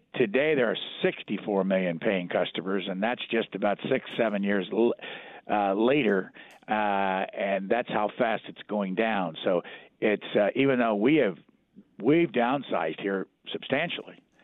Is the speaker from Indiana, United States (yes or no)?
yes; Lafayette, Indiana, United States; moved away as an adult; I grew up in Lafayette, Indiana.